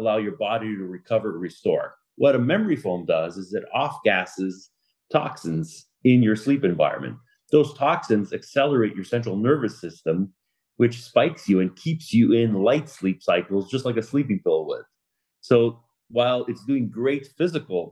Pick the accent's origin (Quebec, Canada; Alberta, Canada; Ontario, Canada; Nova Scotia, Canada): Quebec, Canada; Laval; moved away as an adult; now in Boca Raton, United States; I'm from Laval, Quebec, born and raised, moved out to Boca Raton, Florida, 9 years ago